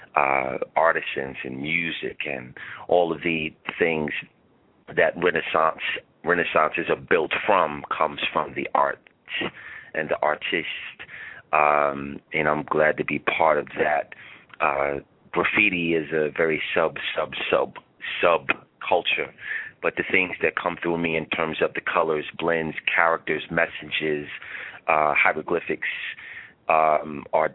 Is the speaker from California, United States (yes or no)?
no; New York City, New York, United States; I hail from Staten Island, New York, Shaolin